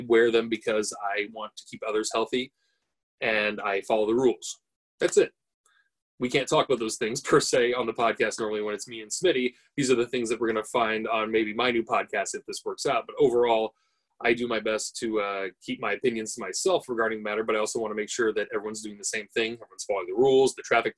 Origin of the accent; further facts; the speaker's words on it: United States; also born or lived in Oregon; I'm an American living in America currently, and I'm in Oregon.